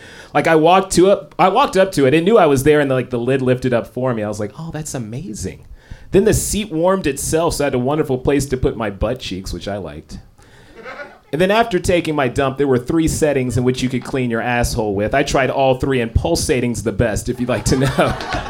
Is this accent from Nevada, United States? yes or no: no; Los Angeles, California, United States; What's up, Portland? Yes! I am from Los Angeles.